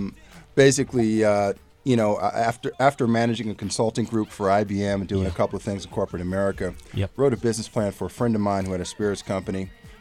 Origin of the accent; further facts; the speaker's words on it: New York City, New York, United States; Scorpio from Brooklyn.